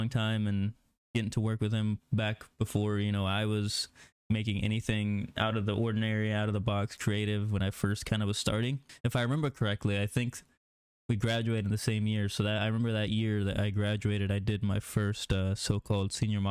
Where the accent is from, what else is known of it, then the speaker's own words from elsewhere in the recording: Missouri, United States; who I grew up with here in Missouri